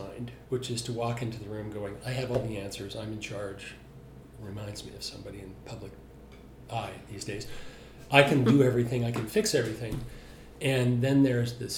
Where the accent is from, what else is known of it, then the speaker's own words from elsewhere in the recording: Salt Lake City, Utah, United States; I'm from Salt Lake City